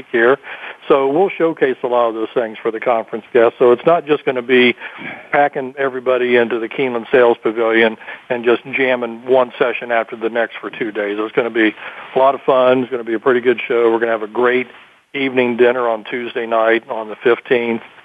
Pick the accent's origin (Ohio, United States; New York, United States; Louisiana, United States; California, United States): Ohio, United States; Columbus; in Ohio, especially my home state